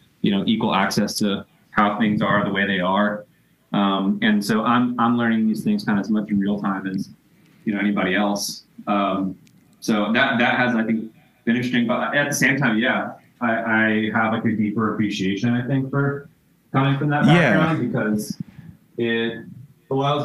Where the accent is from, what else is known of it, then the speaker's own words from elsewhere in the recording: Tennessee, United States; moved away as an adult; also born or lived in the South; now in New York City, United States; I grew up in the South. I'm from Tennessee originally. Mostly grew up in the South